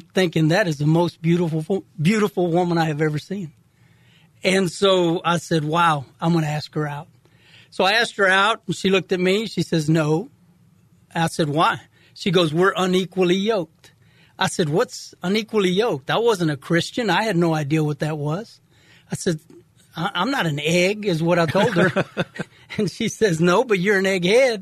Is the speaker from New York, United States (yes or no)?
no; Houston, Texas, United States; also born or lived in Kingsville, Texas; I was born in Kingsville, Texas, just south of Corpus, and my family, we moved to Houston probably when I was 6 months old